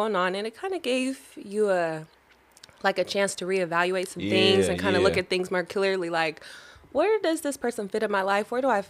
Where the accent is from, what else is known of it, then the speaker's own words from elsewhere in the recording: Syracuse, New York, United States; moved away; I'm originally from Syracuse.